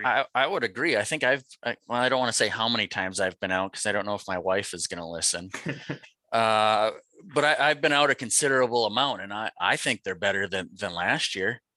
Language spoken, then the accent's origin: English; Fargo, North Dakota, United States; I grew up in North Dakota. I'm originally from uh, Fargo